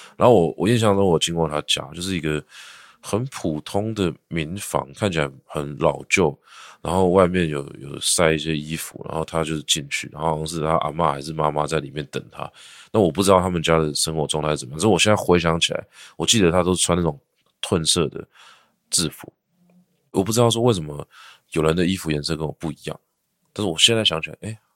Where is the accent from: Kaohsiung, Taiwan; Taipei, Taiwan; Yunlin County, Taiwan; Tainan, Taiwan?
Taipei, Taiwan; also born or lived in Shenkeng, New Taipei; now in Sanzhi, Taiwan; 我小时候是住在社子，社子就是社子岛外围，它其实算是一个就是户口上面叫做台北市的小偏乡